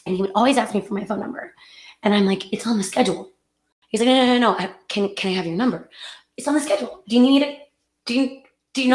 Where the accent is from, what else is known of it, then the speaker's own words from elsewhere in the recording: North Texas, United States; moved away; also born or lived in California; We're both from Texas, but different parts of Texas. I'm from North Texas